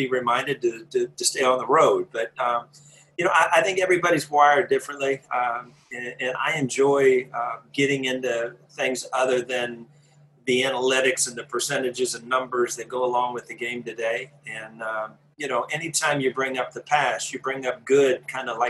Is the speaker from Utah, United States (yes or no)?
no; Columbus, Ohio, United States; I grew up in Columbus, Ohio